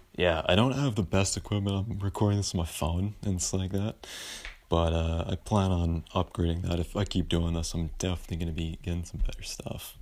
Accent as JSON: {"language": "English", "town": "Vancouver", "region": "British Columbia", "country": "Canada", "said": "I'm from Vancouver"}